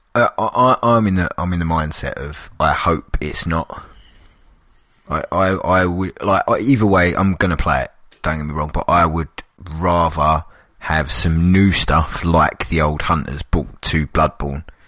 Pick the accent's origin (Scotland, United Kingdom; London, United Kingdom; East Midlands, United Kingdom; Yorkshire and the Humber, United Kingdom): London, United Kingdom; I'm a Londoner